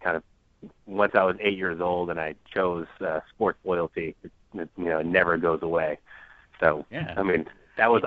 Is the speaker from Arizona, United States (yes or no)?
no; New York, United States; now in Washington, D.C., United States; I'm actually from New York originally